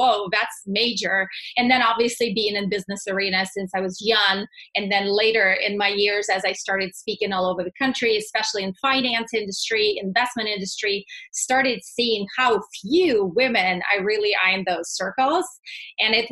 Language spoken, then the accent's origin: English; Russia; moved away as an adult; also born or lived in Texas; now in United States; born and raised in Russia, moved here right before I turned 21